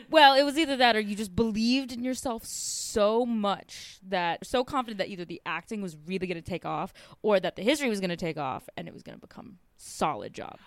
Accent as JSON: {"language": "English", "country": "United States", "tie": "born or raised there", "said": "growing up in the States"}